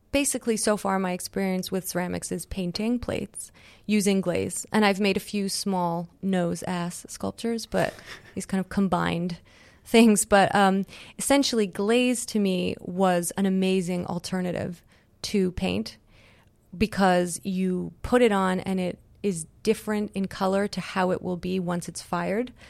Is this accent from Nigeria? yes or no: no; Montreal, Quebec, Canada; moved away; I grew up in Canada